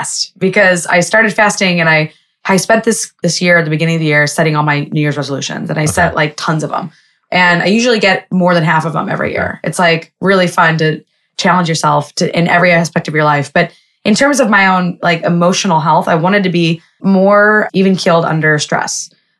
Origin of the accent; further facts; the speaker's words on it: Lebanon; And I was like, well, I'm going to do this anyway because I'm Jewish, but I'm also Lebanese.